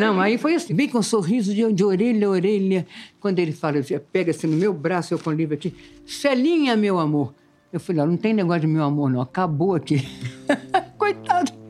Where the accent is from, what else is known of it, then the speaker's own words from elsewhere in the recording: Minas Gerais, Brazil; also born or lived in Rio de Janeiro; now in São Paulo, Brazil; nós somos mineiras, nós chegamos no Rio